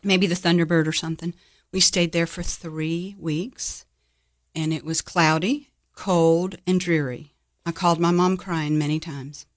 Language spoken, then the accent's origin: English; Jacksonville, Florida, United States; moved away as an adult; now in Cookeville, United States; I grew up in Jacksonville, Florida. I was there about twenty-one years.